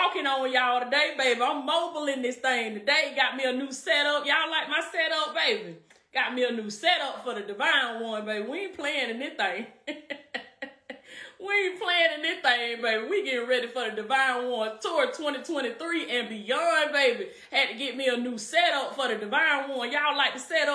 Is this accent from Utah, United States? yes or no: no; Georgia, United States; Georgia in this thing, my home state